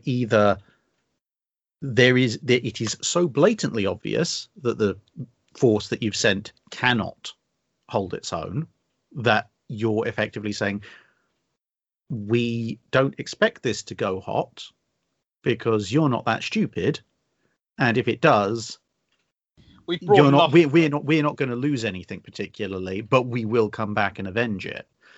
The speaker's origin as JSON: {"language": "English", "country": "United Kingdom", "said": "we are British"}